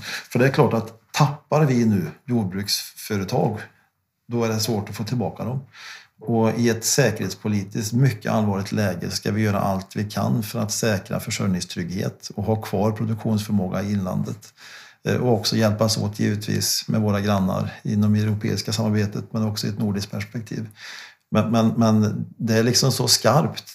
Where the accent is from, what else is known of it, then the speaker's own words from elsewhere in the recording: Värmland, Sweden; hemma, hemma i Värmland